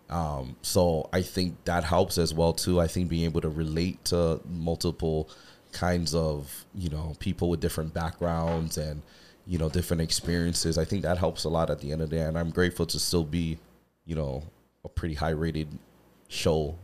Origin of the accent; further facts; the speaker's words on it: Hawaii, United States; also born or lived in Santa Monica; born in Hawaii mm-hmm. I lived in uh, Santa Monica when I was a kid for a little while moved back home